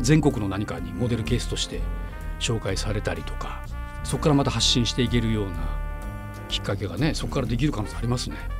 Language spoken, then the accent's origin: Japanese; Fukuoka, Japan; also born or lived in Tokyo; 僕もあのやっぱりずっと福岡に生まれ育って、えーえー、なんだろう一回大学で東京に離れたんですね。